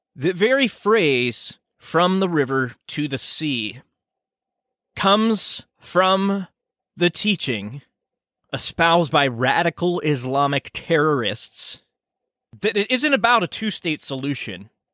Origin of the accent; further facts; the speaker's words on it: United States; I'm an American